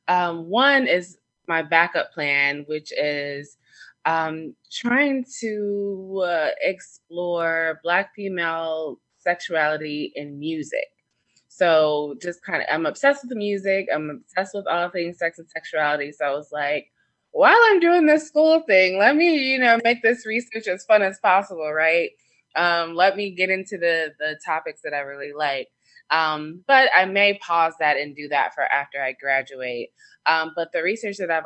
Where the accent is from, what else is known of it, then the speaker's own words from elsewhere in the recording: Atlanta, Georgia, United States; now in Washington, DC area, United States; I live in the DC area, but I'm from Atlanta